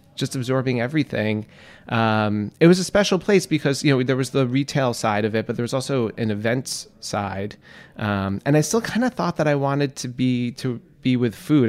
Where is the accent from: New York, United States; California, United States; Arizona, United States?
New York, United States; New York City; also born or lived in Florence, Italy; I grew up in Queens, New York